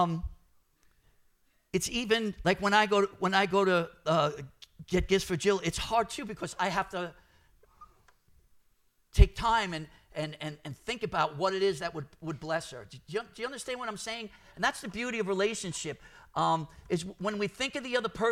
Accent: New York City, New York, United States; I'm Brooklyn, born and bred

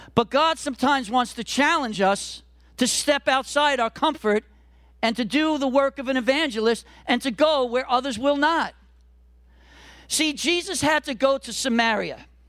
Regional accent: New York City, New York, United States; I'm a Brooklyn boy. I grew up in Brooklyn in the '70s and the '80s

